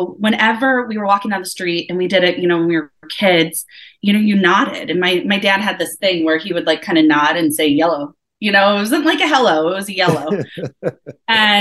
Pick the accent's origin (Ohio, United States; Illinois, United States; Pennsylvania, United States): Illinois, United States; Woodridge; also born or lived in Elgin, Illinois; I was born in Elgin, Illinois. I was born and grew up in Woodridge, Illinois, which is like a small town outside of Chicago